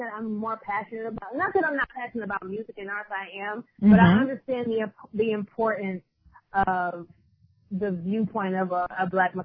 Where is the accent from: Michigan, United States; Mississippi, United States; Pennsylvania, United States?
Michigan, United States; Detroit; moved away as an adult; now in Brooklyn, United States; I'm originally from Detroit